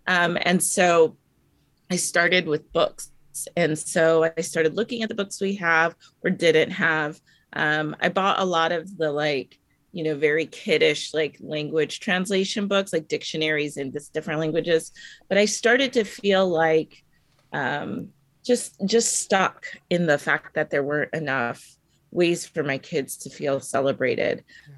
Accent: United States; growing up in America, we've learned a lot of the history of the, you know, the victor, or the colonizer, or, you know, in America, it's predominantly white history that we've learned.

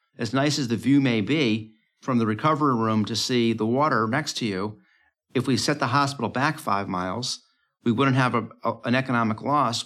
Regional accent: United States; as an American

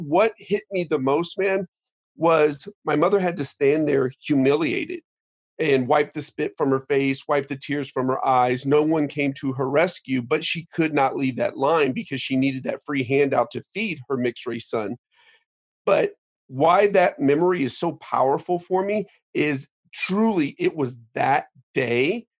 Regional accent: Dayton, Ohio, United States; moved away; I grew up in Dayton, Ohio

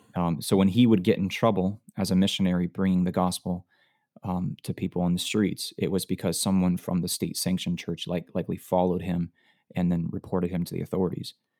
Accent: Florida, United States; moved away as an adult; now in Alabama, United States; I was born and raised in Florida all my life

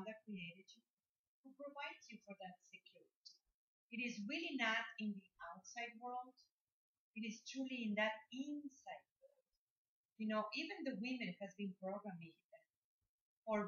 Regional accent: Mexico; I come from Mexico, and yeah, my father was very strong man

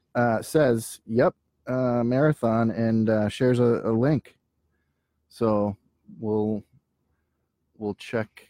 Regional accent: Minneapolis, Minnesota, United States; I'm from Minneapolis.

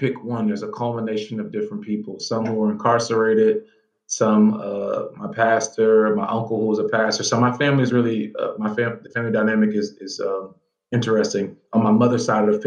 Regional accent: Atlanta, Georgia, United States; moved away; also born or lived in Charlottesville, Virginia; I actually grew up in Atlanta, Georgia

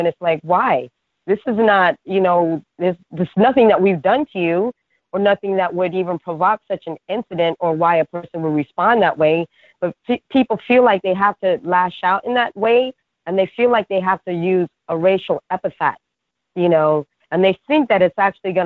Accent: New York City, New York, United States; I'm from Brooklyn

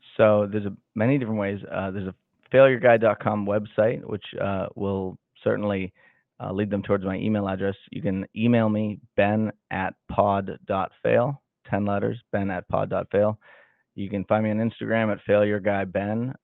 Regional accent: Salem, Massachusetts, United States; now in Kansas City, United States; I grew up in Salem, Massachusetts

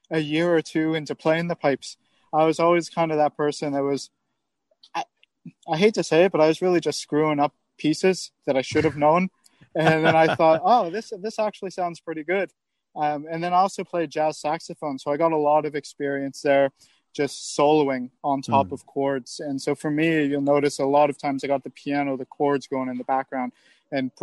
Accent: San Francisco, California, United States; moved away; I'm originally from the San Francisco area

